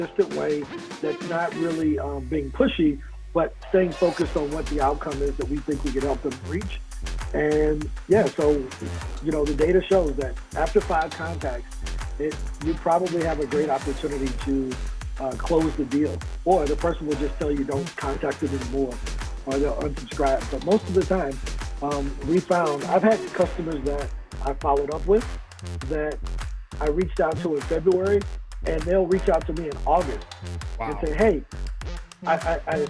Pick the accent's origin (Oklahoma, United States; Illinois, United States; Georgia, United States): Illinois, United States; East St. Louis; I'm originally from St. Louis, Missouri, or East St. Louis, Illinois, across the bridge